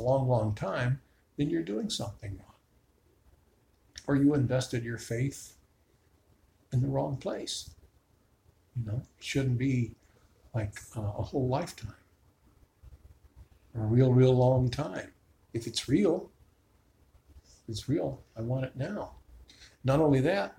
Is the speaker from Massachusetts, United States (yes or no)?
no; Chicago, Illinois, United States; now in Tucson, United States; I grew up in Chicago.